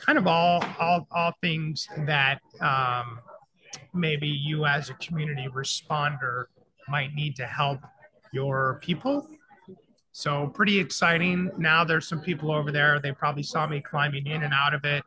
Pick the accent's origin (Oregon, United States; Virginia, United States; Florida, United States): Florida, United States; a Florida guy like me